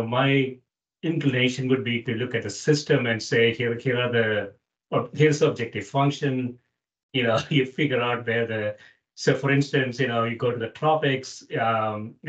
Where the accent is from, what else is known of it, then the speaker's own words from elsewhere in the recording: South India, India; I grew up in South India, which is almost tropical area